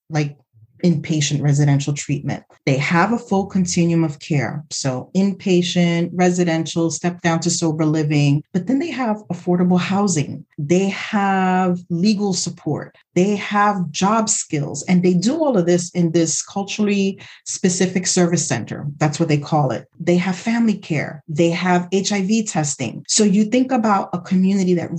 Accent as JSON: {"language": "English", "town": "New York City", "region": "New York", "country": "United States", "tie": "born or raised there", "said": "I grew up in the Bronx, like literally the Bronx was burning at that time."}